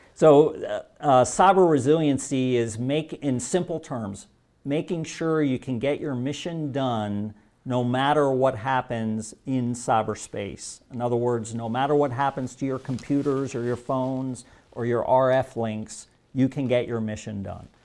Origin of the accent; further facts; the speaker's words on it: Germany; moved away; I was born and raised in Germany. So I speak fluent German.